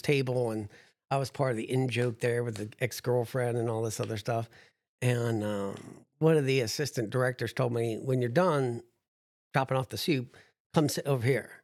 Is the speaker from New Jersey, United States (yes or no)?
yes; New Jersey, United States; I'm from New Jersey, so I'm a pessimist